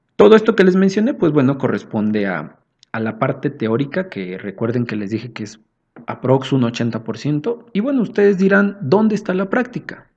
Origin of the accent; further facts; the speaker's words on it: Mexico City, Mexico; somos de acá de la Ciudad de México